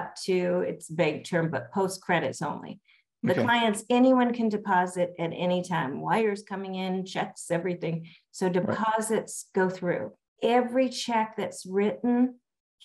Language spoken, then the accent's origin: English; Los Angeles, California, United States; also born or lived in Calabasas, California; I grew up in Los Angeles, was born and raised, lived in Pacific Palisades, all through school there